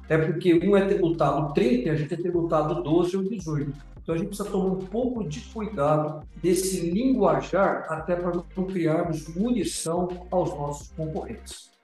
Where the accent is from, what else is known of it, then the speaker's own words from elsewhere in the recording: Brazil; como brasileiro